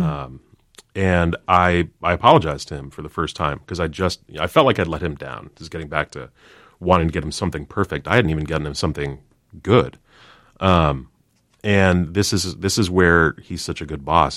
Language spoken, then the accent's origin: English; Chicago, Illinois, United States; Barack Obama and I have in common, uh, we're both from Chicago